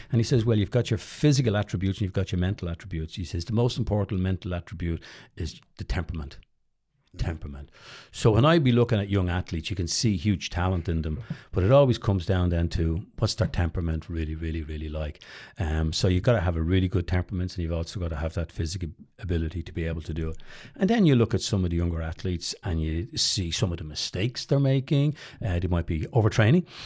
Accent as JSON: {"language": "English", "town": "Dublin", "region": "Leinster", "country": "Ireland", "tie": "born or raised there", "also_born_or_lived": "United States", "said": "growing up in Drumna"}